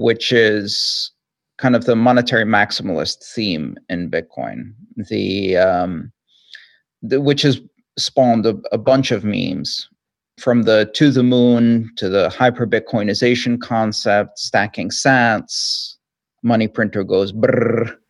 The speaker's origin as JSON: {"language": "English", "country": "Greece", "tie": "born or raised there", "said": "I grew up in Greece"}